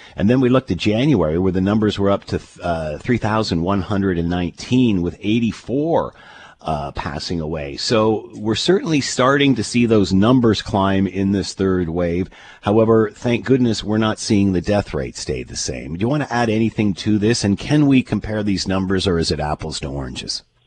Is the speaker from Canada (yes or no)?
yes; Canada; As a Canadian